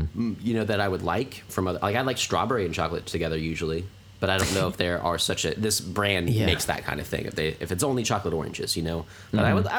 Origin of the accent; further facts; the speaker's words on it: United States; being an American